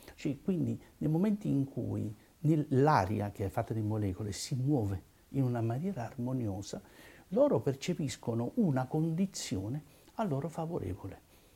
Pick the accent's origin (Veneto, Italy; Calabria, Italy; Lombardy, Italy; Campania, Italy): Campania, Italy; Naples; io sono napoletano